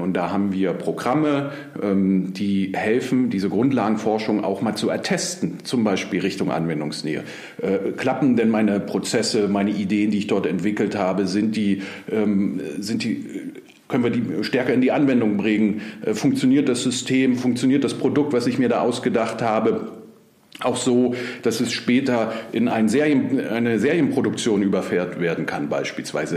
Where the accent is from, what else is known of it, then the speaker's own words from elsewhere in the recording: Berlin, Germany; ich bin Berliner, gebürtiger Berliner auch